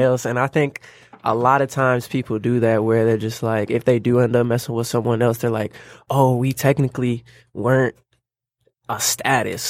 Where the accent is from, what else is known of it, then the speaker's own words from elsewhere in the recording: Lansing, Michigan, United States; now in Detroit, United States; I'm from Lansing, currently living in Detroit.